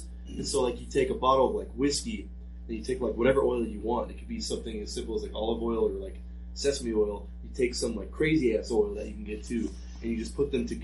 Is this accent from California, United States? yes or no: no; Des Moines, Iowa, United States; now in Rapid City, United States; growing up in Des Moines